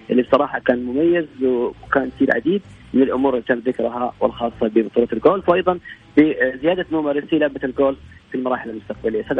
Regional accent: Saudi Arabia; احنا كسعوديين

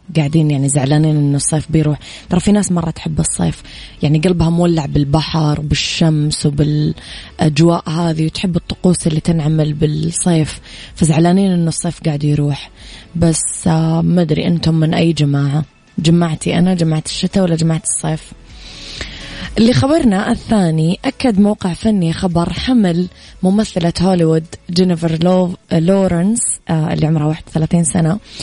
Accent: Mecca, Makkah Province, Saudi Arabia; أنا كمان من مكة

